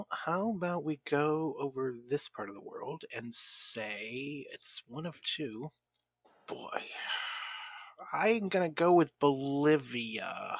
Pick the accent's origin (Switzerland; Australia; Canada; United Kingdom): United Kingdom; Scotland; See, I am Scottish, and I do want to someday try scotch, though.